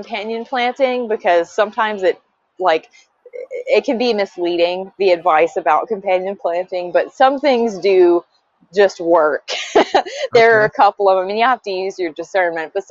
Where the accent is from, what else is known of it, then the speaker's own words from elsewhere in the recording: Georgia, United States; also born or lived in Tucson, Arizona / Idaho; now in Washington, United States; I'm originally from Georgia, and the climate is obviously very different